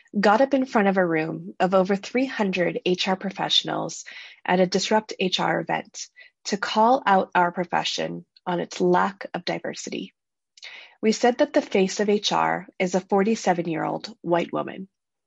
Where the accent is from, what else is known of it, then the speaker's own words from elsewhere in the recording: Canada; I grew up in Canada, a country chock full of opportunities